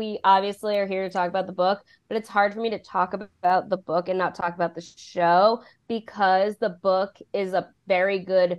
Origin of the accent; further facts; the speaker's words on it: New York City, New York, United States; also born or lived in Brooklyn; I am from Queens